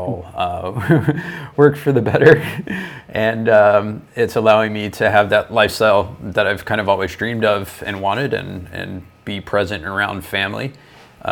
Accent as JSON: {"language": "English", "region": "Florida", "country": "United States", "tie": "born or raised there", "also_born_or_lived": "Toronto, Canada", "moved": "as an adult", "lives_now": "Ontario, Canada", "said": "I'm originally from Florida, down in the States"}